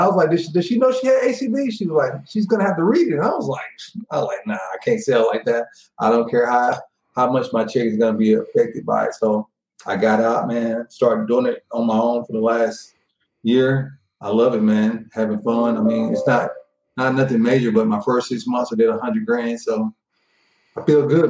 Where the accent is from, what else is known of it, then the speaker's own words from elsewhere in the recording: Tyler, Texas, United States; moved away; I'm from East Texas. I'm from a town called Tyler, Texas, outside of Dallas